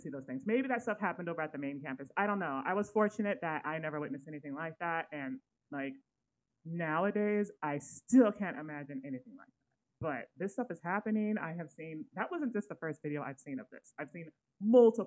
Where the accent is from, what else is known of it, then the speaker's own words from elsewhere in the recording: Sacramento, California, United States; I grew up in Sacramento, California.